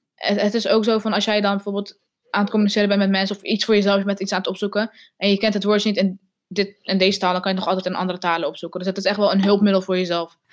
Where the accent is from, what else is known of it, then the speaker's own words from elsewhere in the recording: Netherlands; first language Arabic; Dutch is a second language; Nederlands, omdat ik hier geboren en getogen ben in Nederland.